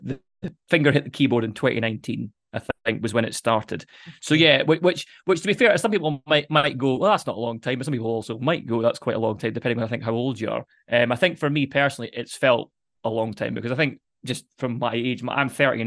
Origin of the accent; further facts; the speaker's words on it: Dundee, Scotland, United Kingdom; I'm from Dundee, so my mum moved back to Dundee